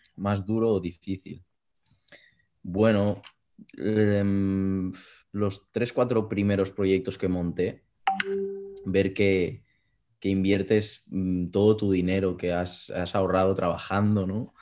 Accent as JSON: {"language": "Spanish", "town": "Granollers", "region": "Catalonia", "country": "Spain", "said": "soy de Barcelona, un pueblecito muy cercano que se llama Granollers"}